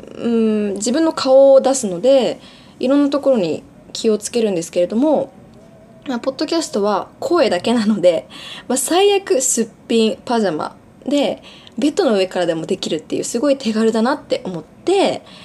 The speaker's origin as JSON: {"language": "Japanese", "country": "Japan", "tie": "born or raised there", "also_born_or_lived": "Bali, Indonesia", "said": "小学校1年生ぐらいの時に、まあ、日本に引っ越してそこからずっと日本です小学校中学校高校大学全部日本の学校を卒業しています"}